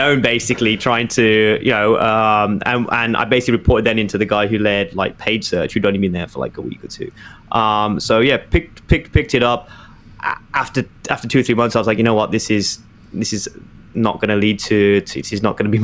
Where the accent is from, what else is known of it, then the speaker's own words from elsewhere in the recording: Birmingham, West Midlands, United Kingdom; moved away as an adult; also born or lived in London, United Kingdom; now in New York, United States; when I was growing up in Birmingham